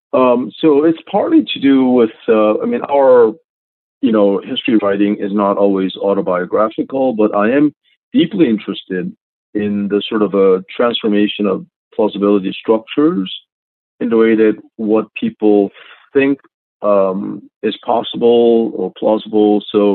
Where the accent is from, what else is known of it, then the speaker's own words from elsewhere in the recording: Philadelphia, Pennsylvania, United States; also born or lived in South Korea; I think I grew up partly in South Korea and then partly here in Philadelphia.